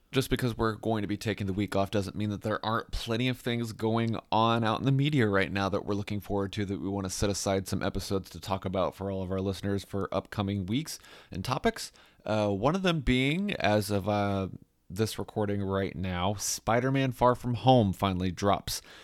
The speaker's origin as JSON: {"language": "English", "town": "Fishers", "region": "Indiana", "country": "United States", "tie": "born or raised there", "said": "in my hometown. I love Fisher's Fest."}